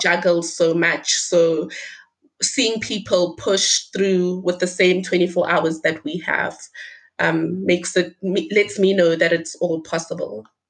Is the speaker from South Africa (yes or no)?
yes; Limpopo, South Africa; my village, the village where I was born